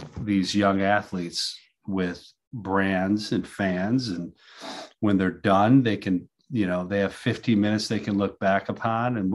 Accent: outside of Detroit, Michigan, United States; I was born and raised outside of Detroit

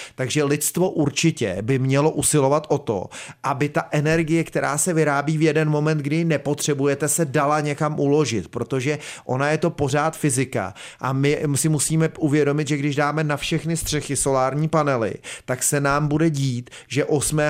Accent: South Bohemian Region, Czechia; tady jsme jiho Češi

